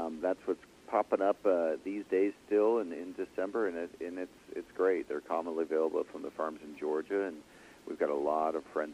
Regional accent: Ottawa, Ontario, Canada; I grew up in Ottawa, Canada

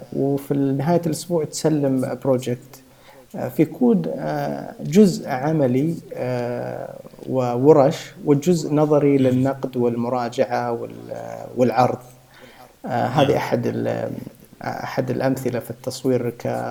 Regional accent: Saudi Arabia; عندنا في السعوديه

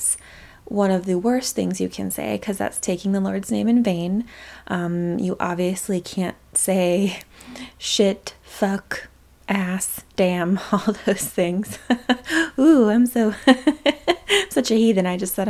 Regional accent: Utah, United States; I was born a couple years before the 90s, but lived there

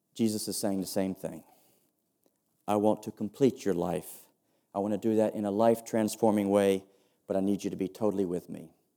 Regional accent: United States; accent: sounds a bit like George W. Bush; I'm an American

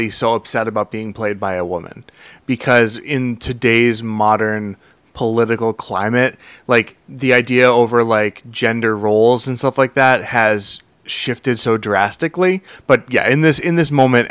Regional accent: United States; I'm American

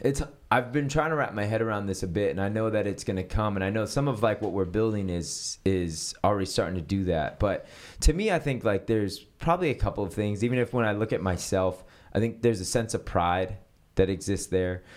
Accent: San Francisco, California, United States; moved away as an adult; now in Los Angeles, United States; I grew up in San Francisco and I grew up a part of the Presbyterian Church.

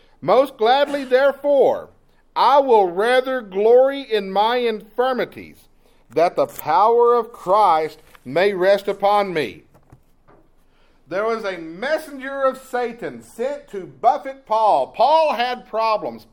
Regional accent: East Texas, United States; Growing up in East Texas

